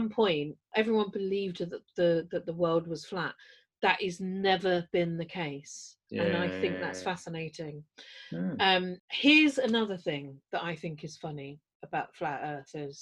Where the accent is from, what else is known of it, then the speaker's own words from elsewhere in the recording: London, United Kingdom; I'm from London